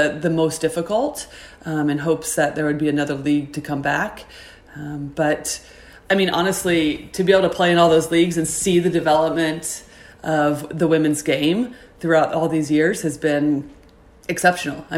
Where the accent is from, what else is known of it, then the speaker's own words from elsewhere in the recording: Indiana, United States; I grew up in Indiana